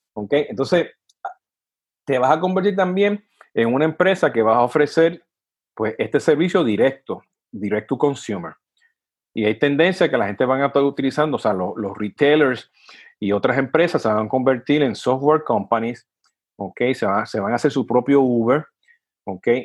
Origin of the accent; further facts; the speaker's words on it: Puerto Rico; de donde vengo yo, de Puerto Rico